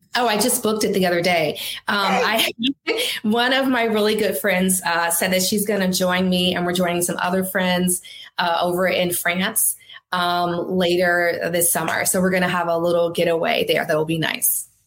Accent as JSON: {"language": "English", "town": "Detroit", "region": "Michigan", "country": "United States", "also_born_or_lived": "Boston", "moved": "as an adult", "said": "I was from Detroit. I was working there at the Detroit News."}